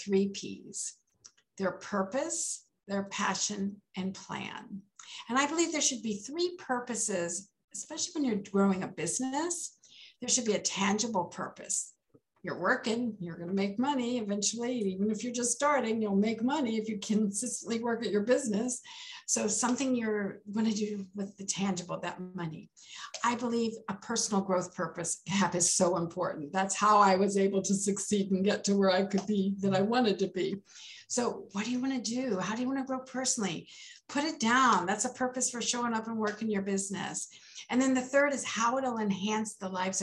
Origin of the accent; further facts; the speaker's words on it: Maryland, United States; also born or lived in Texas; Imagine a seven-year-old coming from Texas, going to the East Coast in Maryland